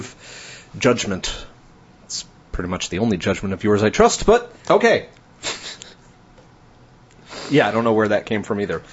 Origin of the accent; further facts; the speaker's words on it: New Jersey, United States; I'm from Jersey. We pronounce it New York.